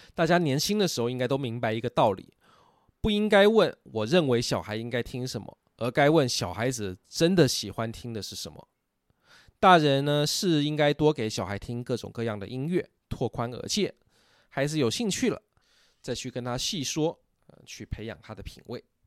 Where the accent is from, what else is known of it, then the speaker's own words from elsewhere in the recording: Taiwan; moved away; also born or lived in mainland China; 我身为台湾人，我小时候没有听过这首歌啊，是许大陆以后才接触到